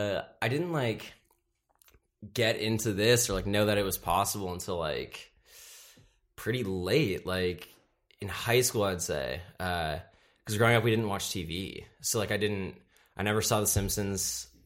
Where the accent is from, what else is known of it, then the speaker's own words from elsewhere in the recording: Seattle, Washington, United States; born there; also born or lived in Chicago / Austin / Columbus / San Francisco; And I was born in Seattle, and then I moved to Chicago. My voice cracked. Then I moved to Austin, Texas, and then Columbus, Ohio, and then San Francisco.